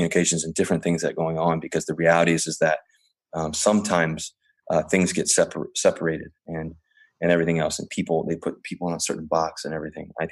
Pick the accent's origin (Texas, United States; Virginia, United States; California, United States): Virginia, United States; Richmond; also born or lived in Cincinnati, Ohio; now in Seattle, United States; I grew up in Virginia.